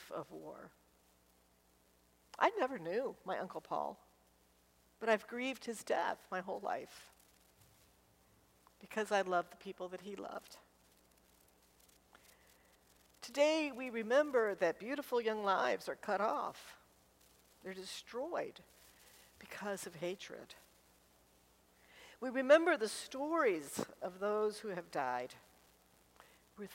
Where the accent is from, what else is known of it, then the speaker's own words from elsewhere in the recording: Washington, District of Columbia, United States; I grew up in Washington, D.C.